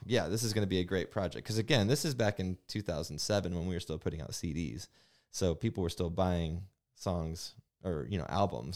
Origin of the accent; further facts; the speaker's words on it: Bremen, Indiana, United States; also born or lived in South Bend; Growing up in South Bend, or Bremen